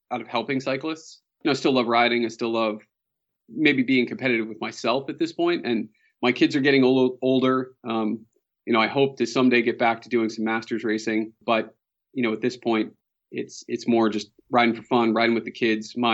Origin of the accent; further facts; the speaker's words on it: Boston, Massachusetts, United States; So, uh, born and raised in Boston, Massachusetts. Uh, somehow I've avoided the Boston accent for the most part.